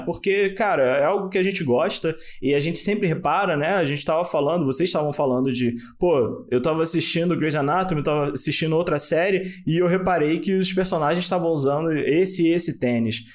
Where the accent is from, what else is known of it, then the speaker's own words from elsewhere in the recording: Brazil; a gente é brasileiro